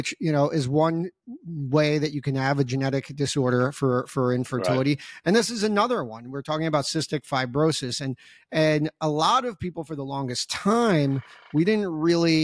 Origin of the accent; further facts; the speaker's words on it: United States; also born or lived in New Jersey / New York; growing up in New Jersey and New York, I listened to Boomer and Carton in the morning growing up